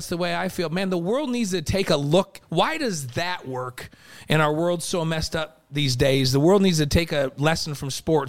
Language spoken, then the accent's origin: English; New York, United States; I came from New York, and you felt that way in the 90s.